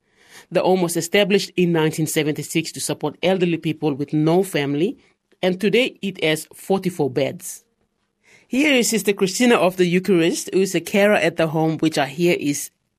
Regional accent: Papua New Guinea; I am from Papua New Guinea

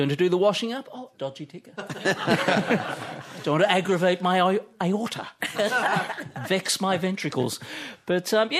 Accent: Hobart, Tasmania, Australia; I grew up in Hobart. It was freezing.

